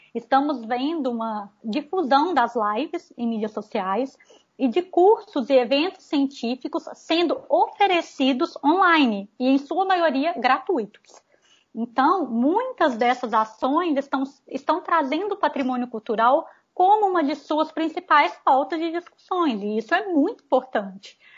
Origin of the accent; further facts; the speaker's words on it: Visconde do Rio Branco, Minas Gerais, Brazil; eu sou de Visconde do Rio Branco, Minas Gerais